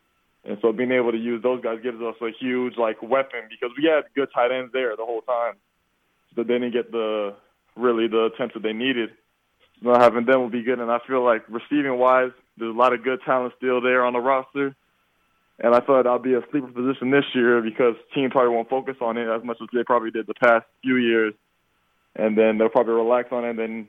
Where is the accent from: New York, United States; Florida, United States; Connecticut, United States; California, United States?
Florida, United States; UCF being a Florida school, I kind of can have a little bit of bragging rights there, too, because I'm from Florida